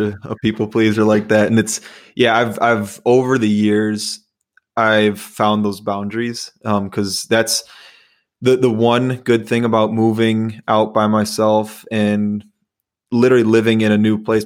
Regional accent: Chicago, Illinois, United States; also born or lived in Iowa; now in Minnesota, United States; I'm from Chicago, went to school in Iowa, and I live in Minnesota

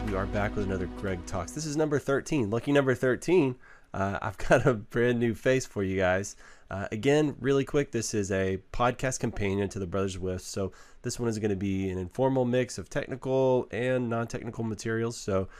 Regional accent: Waco, Texas, United States; I grew up in Waco

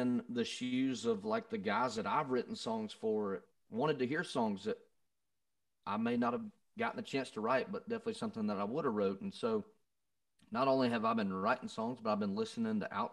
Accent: Covington, Georgia, United States; moved away; I grew up in Covington, Georgia, and my hometown, my hometown is known for film and movies and TV shows

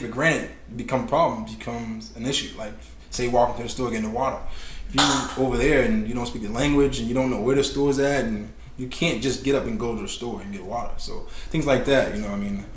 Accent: Boston, Massachusetts, United States; Growing up in Mission Hill, in the city of Roxbury, you don't get a chance to value other people's culture

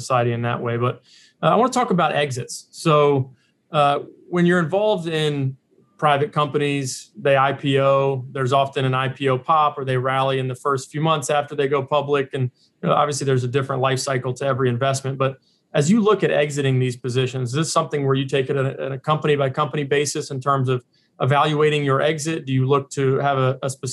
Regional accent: Raleigh-Durham area, North Carolina, United States; now in Long Island, United States; the house I grew up in the Raleigh-Durham area in North Carolina

